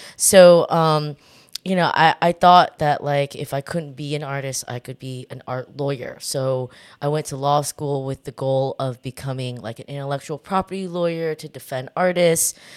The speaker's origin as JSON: {"language": "English", "area": "Orange County", "region": "Southern California", "country": "United States", "tie": "born or raised there", "moved": "as an adult", "lives_now": "New York, United States", "said": "I w, w, was born and raised in Southern California"}